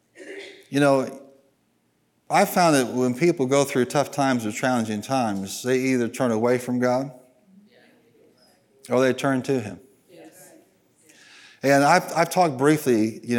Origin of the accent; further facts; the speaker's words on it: Midwest, United States; I was from the Midwest